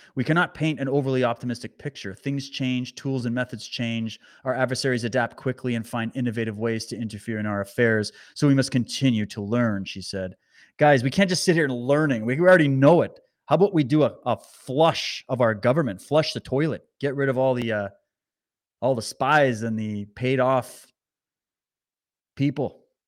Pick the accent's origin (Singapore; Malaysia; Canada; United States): Canada; as a Canadian